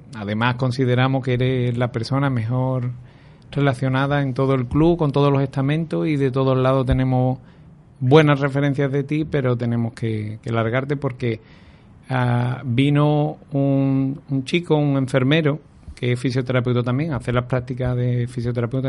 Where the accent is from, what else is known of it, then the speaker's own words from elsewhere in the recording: Aljarafe, Seville, Andalusia, Spain; yo soy de Anarcasa, de, un pueblecito de aquí de la Jarafe de Sevilla